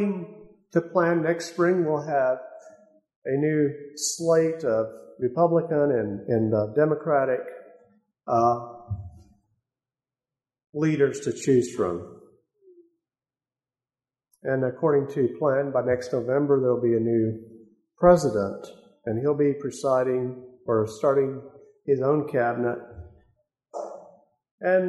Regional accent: United States; as American people

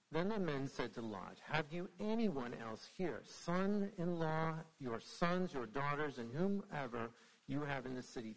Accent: Indiana, United States; now in Brookneal, United States; I'm actually from Indiana

